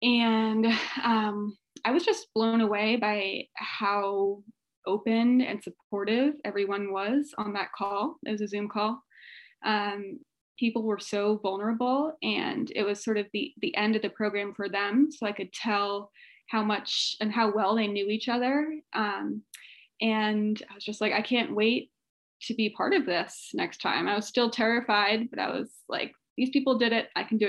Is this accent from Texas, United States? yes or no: no; Virginia, United States; moved away as an adult; now in San Diego, United States; I am from the East Coast, from Virginia most recently, moved to San Diego in 2019, right before COVID pretty much.